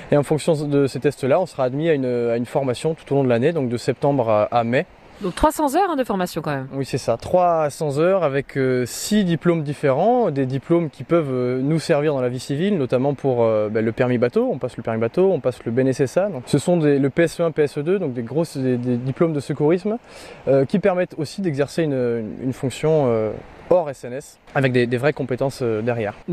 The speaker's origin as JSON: {"language": "French", "town": "Marseille", "region": "Provence-Alpes-Côte d'Azur", "country": "France", "said": "c'est une région, quand on est Marseillais, on n'a pas trop l'occasion d'y monter."}